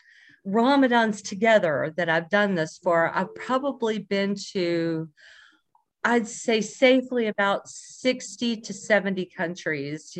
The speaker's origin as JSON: {"language": "English", "region": "Alabama", "country": "United States", "tie": "born or raised there", "said": "I grew up in a small town in Alabama"}